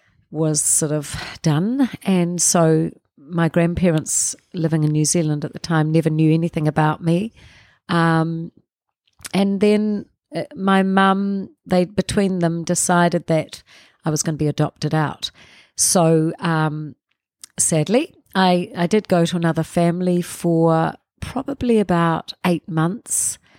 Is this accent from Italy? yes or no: yes; Cefalù, Sicily, Italy; born there; I was born in Sicily in a place called Cefalù.